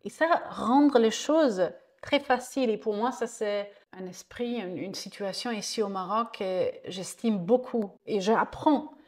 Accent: Franconia, northern Bavaria, Germany; French is a second language; moved away as an adult; also born or lived in Zurich, Switzerland; now in Essaouira, Morocco; je, suis allemande mhm. et je viens de la Bavière, le nord de la Bavière, une zone qui s'appelle la Franconie. Et là, j'ai grandi là-bas

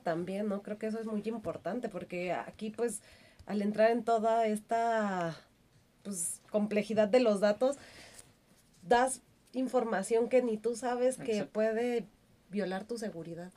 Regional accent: Mexico

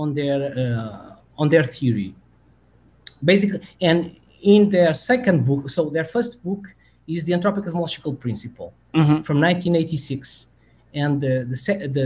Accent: Portugal; I'm from Portugal.

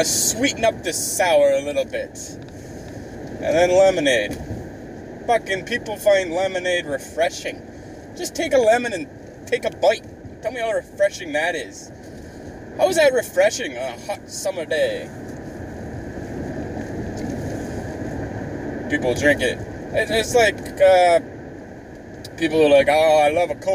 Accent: Canada; I'm Canadian

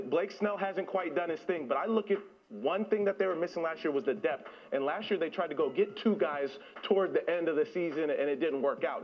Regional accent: San Diego, California, United States; I'm from San Diego

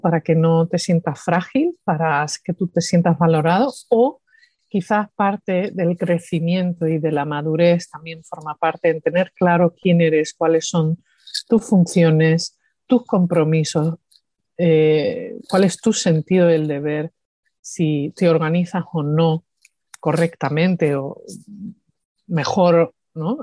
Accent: Andalusia, Spain; accent: Andalusian; moved away; also born or lived in New York, United States / Seville, Spain; cuando hablo español, pues tengo acento andaluz.

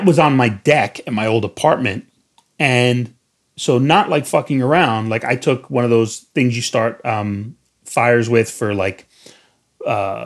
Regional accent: New York, United States; I'm from New York

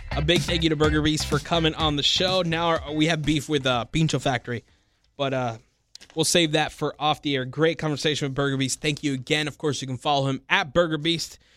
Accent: Miami, Florida, United States; born and raised in Miami, just like me

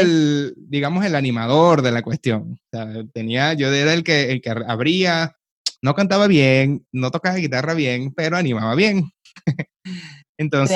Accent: Venezuela; moved away as an adult; also born or lived in Canada / Dominican Republic; emigré de Venezuela a Canadá

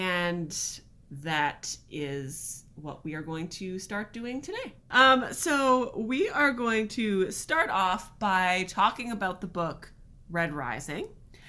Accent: Canada; And we are a couple from Canada who loves to read.

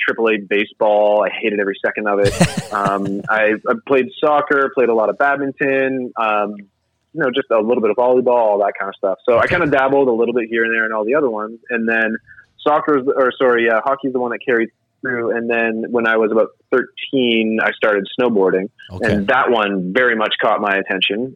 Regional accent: Atlantic Canada, Canada; I was a kid growing up in Atlantic Canada.

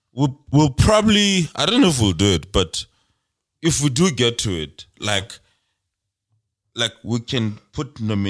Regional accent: Free State, South Africa; I'm from Free State.

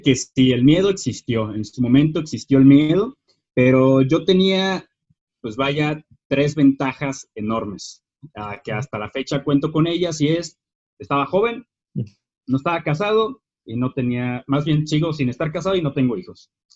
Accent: Lázaro Cárdenas, Michoacán, Mexico; now in Morelia, Mexico; yo soy originario de Lázaro Cárdenas, Michoacán

